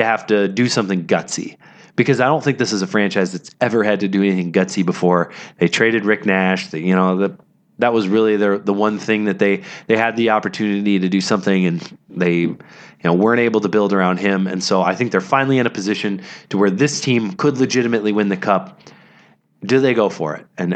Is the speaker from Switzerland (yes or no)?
no; Canada; growing up a Canadian cheering for Crosby